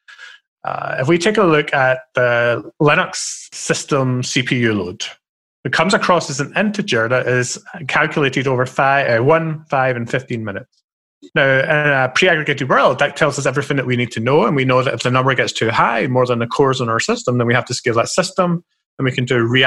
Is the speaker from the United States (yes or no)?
no; Scotland, United Kingdom; I'm a stereotypical Scottish person